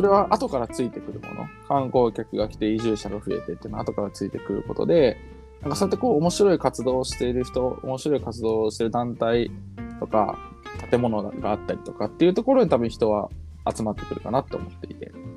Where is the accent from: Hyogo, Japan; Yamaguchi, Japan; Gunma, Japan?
Hyogo, Japan; Asago; moved away as an adult; 岩柘、まあ、僕の実家の住所も岩柘